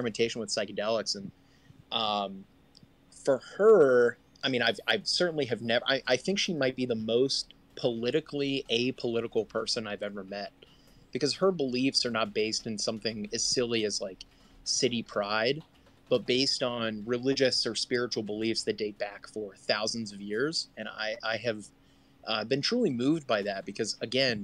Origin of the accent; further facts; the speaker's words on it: Columbus, Ohio, United States; I grew up in Columbus, Ohio